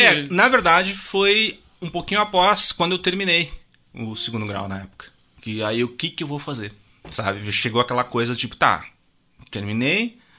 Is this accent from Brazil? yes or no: yes; Júlio de Castilhos, Rio Grande do Sul, Brazil; accent: sulista; moved away as an adult; also born or lived in Tupanciretã / São Luiz Gonzaga; eu nasci em Tupanceretã, fiquei até os... Acho que foi 7, 8 anos. Aí a gente morou em Júlio de Castilhos, que é uma cidade próxima ali.